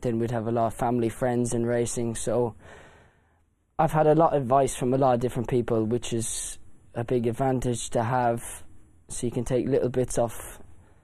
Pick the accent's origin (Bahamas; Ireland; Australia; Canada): Ireland; growing up in Ireland, I used to ride out for my grandfather, Desi Hughes